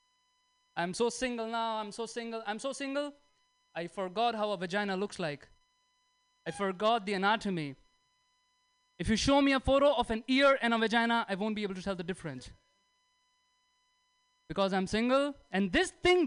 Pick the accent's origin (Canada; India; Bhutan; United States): India; moved away; I'm from India